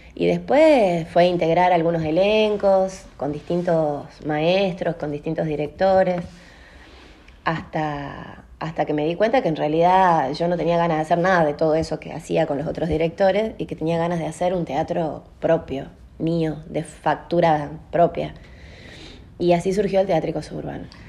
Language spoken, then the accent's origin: Spanish; Salta, Argentina; Yo soy de la República de Castañares